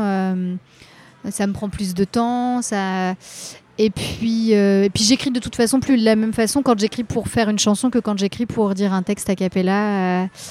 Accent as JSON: {"language": "French", "area": "Rennes metropolitan area", "region": "Brittany", "country": "France", "tie": "born or raised there", "moved": "as an adult", "lives_now": "Paris, France", "said": "je, suis née à Rennes. J'ai grandi dans, un petit, dans une petite ville dans la métropole rennaise et je suis restée dans ce coin-là jusqu'à mes 20 ans où après je suis arrivée à à Paris"}